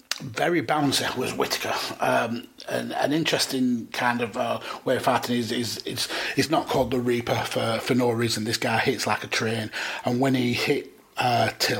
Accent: United Kingdom; being British

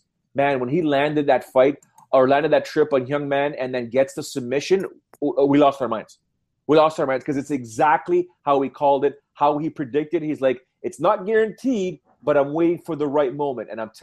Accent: Canada; accent: Canadian; I sound too Canadian

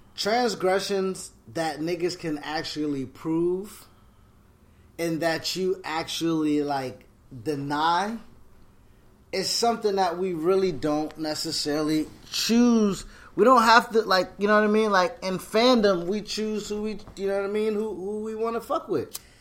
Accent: Buffalo, New York, United States; I'm from Buffalo

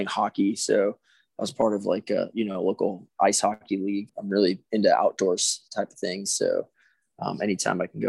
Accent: Orange County, California, United States; moved away as an adult; now in New Mexico, United States; I actually grew up in Orange County, California.

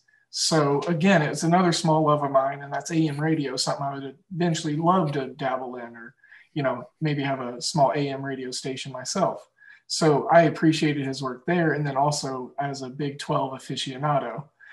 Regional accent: Oklahoma, United States; Growing up in Oklahoma, we didn't have professional teams.

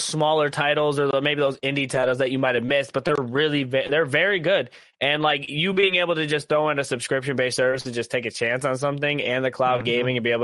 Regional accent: Ohio, United States; we are from Ohio

